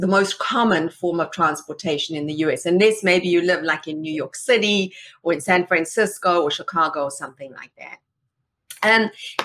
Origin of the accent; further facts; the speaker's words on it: South Africa; moved away as an adult; now in California, United States; I come from South Africa